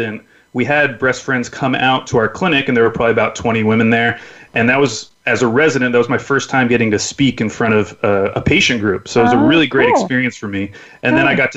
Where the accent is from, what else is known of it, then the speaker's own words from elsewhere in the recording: Oklahoma City, Oklahoma, United States; moved away as an adult; now in Portland, United States; I'm originally from Oklahoma City, Oklahoma, and my family and I have lived out here in Portland, Oregon for the last 7 or 8 years now